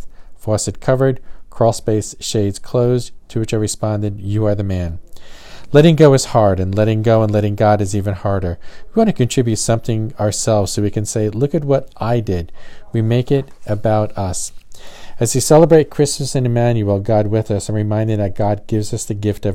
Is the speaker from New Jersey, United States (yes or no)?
yes; New Jersey, United States; now in the South, United States; Growing up in New Jersey, we never covered our outside water spigots